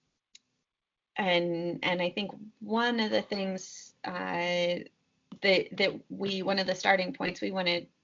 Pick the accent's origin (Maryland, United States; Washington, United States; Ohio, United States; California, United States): Washington, United States; Seattle; I was growing up in Seattle